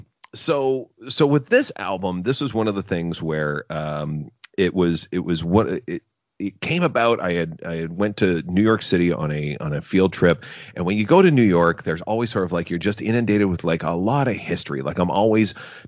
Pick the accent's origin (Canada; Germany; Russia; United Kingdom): Canada; Gananoque, Ontario; growing up in Gananoque, Ontario, as I did